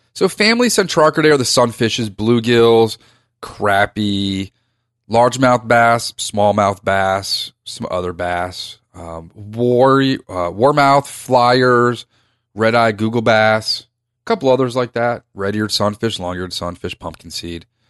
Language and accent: English; Reston, Virginia, United States; I grew up in rest in Virginia